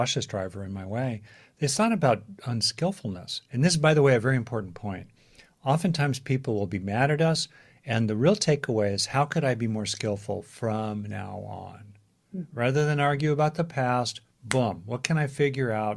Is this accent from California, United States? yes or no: yes; Los Angeles, California, United States; I grew up in Los Angeles